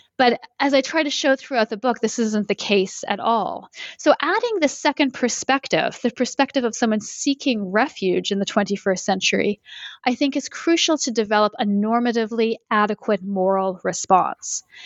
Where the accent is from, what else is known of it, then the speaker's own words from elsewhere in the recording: Canada; moved away as an adult; now in United States; I live in the US and I'm originally from Canada